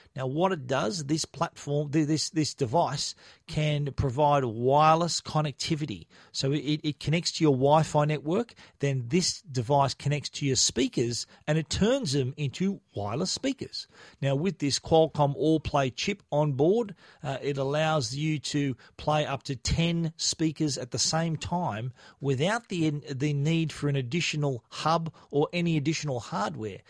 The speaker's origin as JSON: {"language": "English", "country": "Australia", "said": "being a an Australian in a foreign country"}